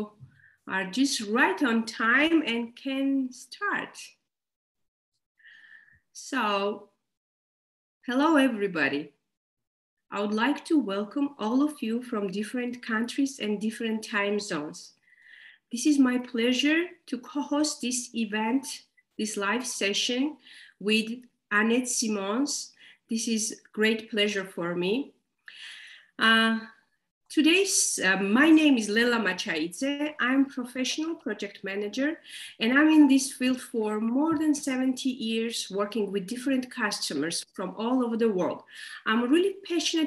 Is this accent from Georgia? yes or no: yes; Georgia; I'm from Georgia, Caucasus region